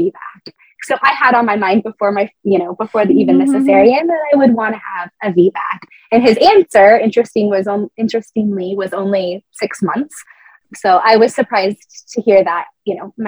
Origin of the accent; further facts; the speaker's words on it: California, United States; moved away as an adult; also born or lived in Colorado Springs, United States; now in England, United Kingdom; California, which is my home state